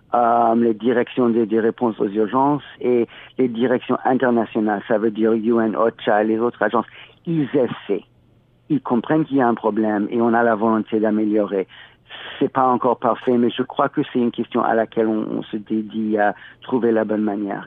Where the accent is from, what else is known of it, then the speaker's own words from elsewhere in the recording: California, United States; moved away as an adult; also born or lived in Haiti; now in Toronto, Canada; chez moi en Californie